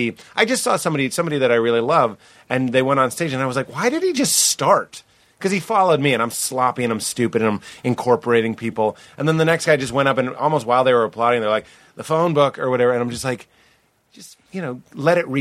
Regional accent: Boston, Massachusetts, United States; it was my hometown

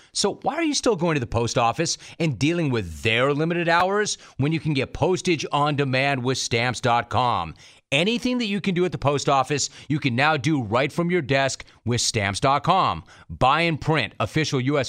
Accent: Southern California, United States; I'm a SoCal native

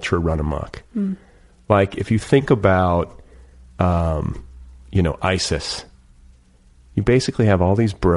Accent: Milwaukee, Wisconsin, United States; I'm from the Midwest

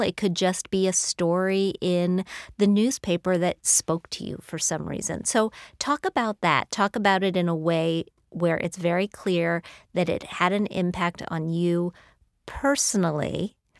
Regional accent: United States; also born or lived in Madison, Wisconsin / Bloomington, Indiana; I grew up in Madison, Wisconsin, and then Bloomington, Indiana.

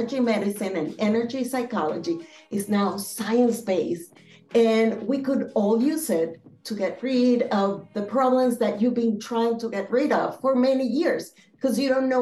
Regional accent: Philadelphia, Pennsylvania, United States; also born or lived in Boston, Massachusetts / Venezuela; now in Florida, United States; I was born in Boston, Massachusetts. I grew up in Philadelphia, but I also grew up in Venezuela because my parents, like your parents, are from there

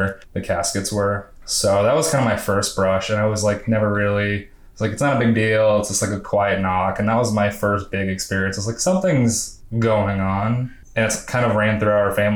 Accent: Iowa, United States; now in Atlanta, United States; I'm from Iowa, and basically all my life up until I came to Atlanta, I've lived in really rural, small farm towns

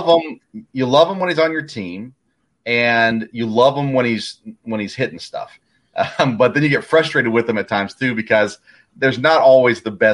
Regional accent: Tennessee, United States; I grew up in Tennessee, and I grew up a Kentucky basketball fan

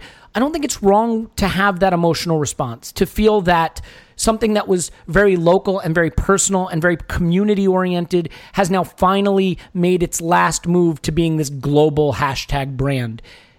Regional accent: United States; I am an American, in case you can't tell. I did not grow up with Arsenal in my backyard.

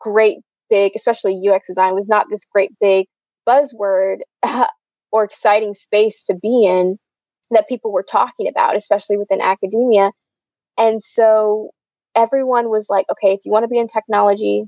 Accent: south of Atlanta, Georgia, United States; I grew up about, I'd say, I always say I'm from Atlanta, Georgia, because a lot of people, when you say somewhere else, they're like, what, where are you from? So I'm about 30 minutes on the south side out from the city of Atlanta

